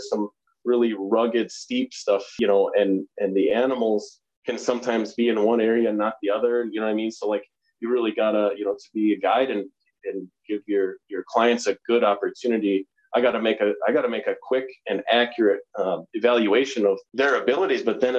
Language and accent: English; Pelican, Midwest, United States; where we grew up in Pelican, like, and I can so easily bring myself back there, like, around town in a community like that, a small town Midwest community